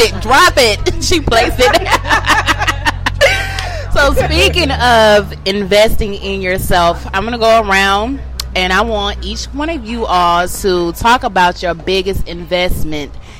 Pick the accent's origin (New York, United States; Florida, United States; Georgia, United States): Georgia, United States; Atlanta; I'm from Atlanta. I'm from Bankhead